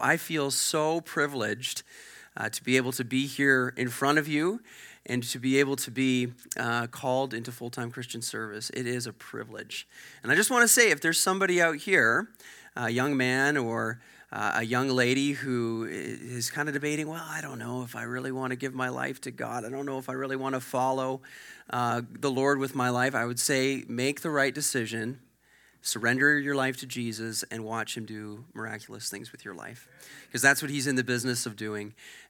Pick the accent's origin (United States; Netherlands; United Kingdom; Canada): Canada; Sherwood Park, Alberta; I'm a church planter. I was born and raised in Edmonton, actually in Sherwood Park, the Sherwood Park area.